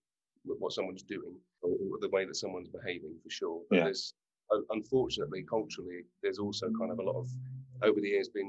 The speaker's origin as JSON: {"language": "English", "country": "United Kingdom", "moved": "yes", "said": "As British actors"}